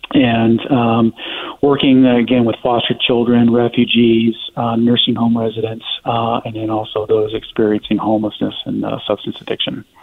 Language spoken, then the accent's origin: English; Denver, Colorado, United States; I, I come from Denver, which has, you know, it has uh, its own issues with homelessness